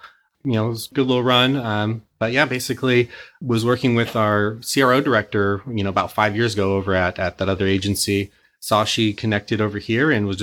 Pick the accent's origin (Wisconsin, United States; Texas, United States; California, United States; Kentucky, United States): California, United States; Santa Cruz; also born or lived in Newport Beach, California; now in Irvine, United States; I was born in Newport Beach, but I was actually raised up in Santa Cruz